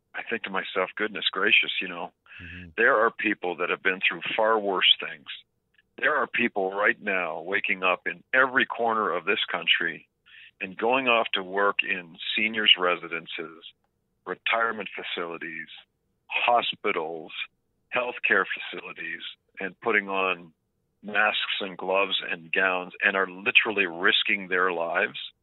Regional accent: Oakville, Ontario, Canada; I grew up in Oakville, it's about 40 kilometers outside of the city

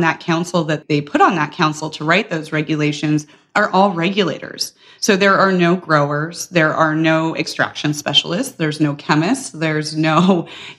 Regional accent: Colorado, United States; I grew up in Colorado

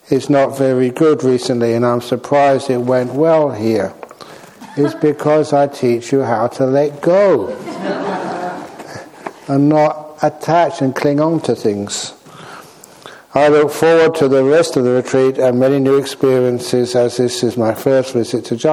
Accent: Singapore; I am from Singapore.

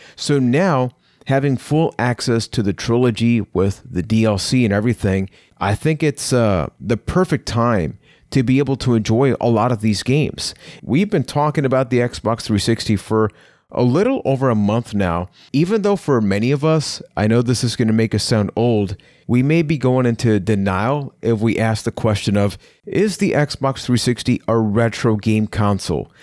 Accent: Puerto Rico; I am from Puerto Rico

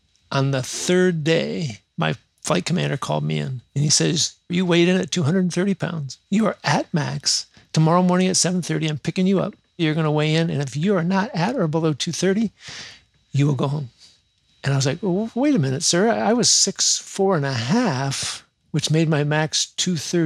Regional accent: Michigan, United States; I was born in Michigan, so I'm a Lions fan

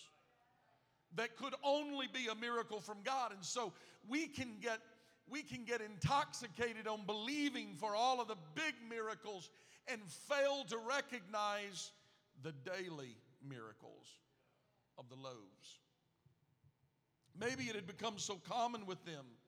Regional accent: Gulf Coast, United States; I grew up on the Gulf Coast

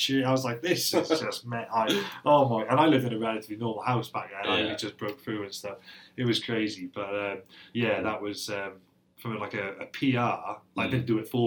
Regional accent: Wales, United Kingdom; I'm Welsh as they come, and I'm as proud as Punch to be Welsh

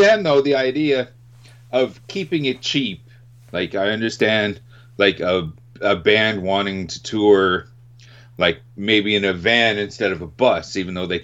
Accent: Winnipeg, Manitoba, Canada; up here in Canada, in my hometown of Winnipeg

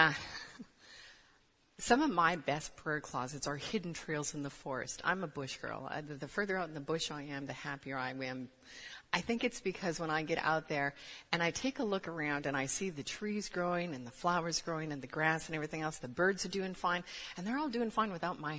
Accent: Canada; moved away as an adult; now in United States; I'm actually Canadian.

